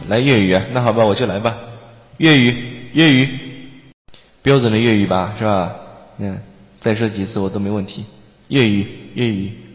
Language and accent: Chinese; Guangdong, China; accent: Cantonese-accented; 我是广东人哟。我说的话是不是很有广东腔啊